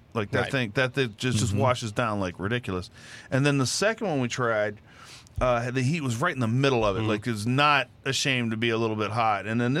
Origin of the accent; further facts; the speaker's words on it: Liberty, New York, United States; Hey, I grew up in Liberty. I've actually had a gator in New York.